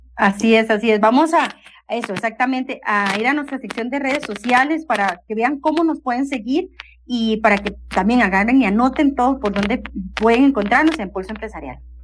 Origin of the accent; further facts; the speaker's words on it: Costa Rica; nosotros como costarricenses